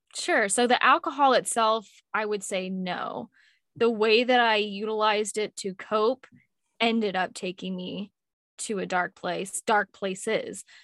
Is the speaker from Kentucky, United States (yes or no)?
yes; Louisville, Kentucky, United States; also born or lived in Washington, D.C.; I was born in Washington, D C, and I migrated over to Louisville, Kentucky, of all places. And I've been here for most of my life.